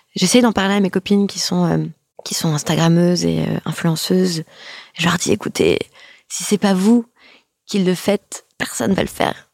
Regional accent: France; also born or lived in New York; on est française.

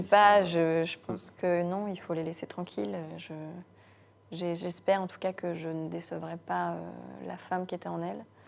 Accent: Guérande, Pays de la Loire, France; also born or lived in Morbihan; je suis née dans le Morbihan, mais j'ai grandi à Guérande

